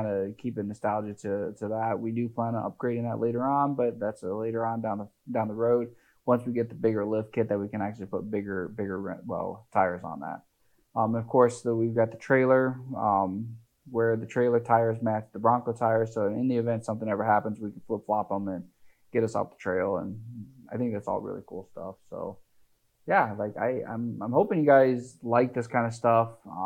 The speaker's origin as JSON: {"language": "English", "region": "Midwest", "country": "United States", "said": "we're from the Midwest"}